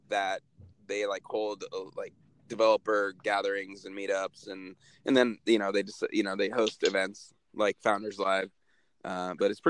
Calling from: San Francisco, California, United States; I am in San Francisco, my man.

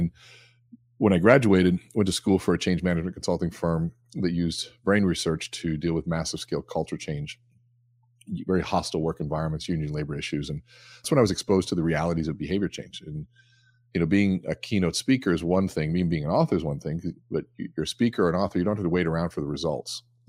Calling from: Eden Prairie, Minnesota, United States; I am at home, actually, here in Eden Prairie, Minnesota.

